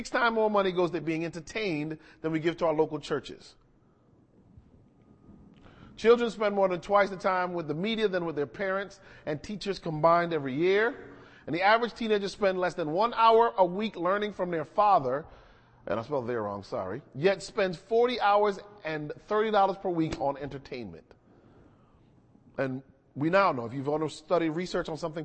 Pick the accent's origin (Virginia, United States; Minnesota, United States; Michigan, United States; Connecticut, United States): Connecticut, United States; outside of Hartford; When I was growing up, and I grew up in outside of Hartford, Connecticut